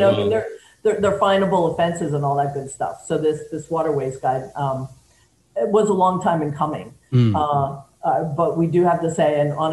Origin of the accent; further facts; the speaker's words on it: Lewistown, Pennsylvania, United States; I was born and raised here in Lewistown.